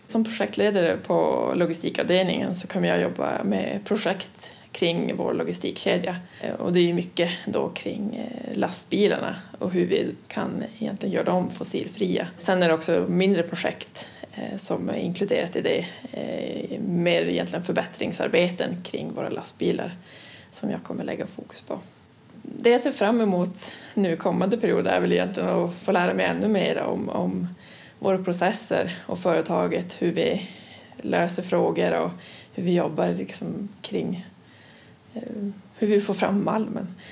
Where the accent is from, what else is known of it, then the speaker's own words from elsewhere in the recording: Luleå, Norrbotten County, Sweden; also born or lived in Linköping / Umeå; jag kommer ursprungligen från Luleå eh, och efter gymnasiet så flyttade jag ner till Linköping